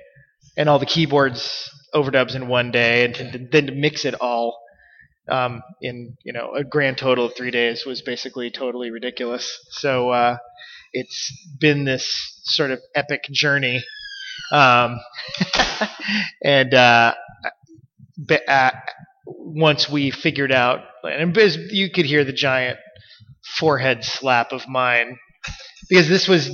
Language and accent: English; Ashland, United States; I grew up in Ashland